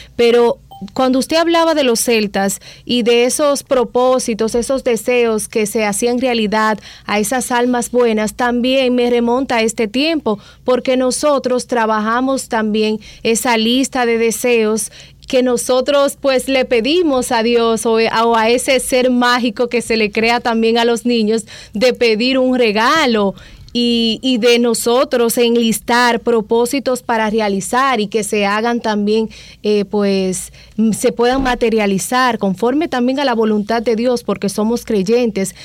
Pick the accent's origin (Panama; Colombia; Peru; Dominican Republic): Dominican Republic; como dominicanos